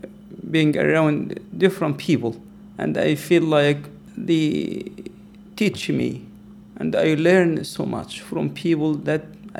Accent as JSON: {"language": "English", "country": "Egypt", "tie": "born or raised there", "moved": "yes", "lives_now": "Nashville, United States", "said": "I grew up in Egypt and I didn't see people white or black."}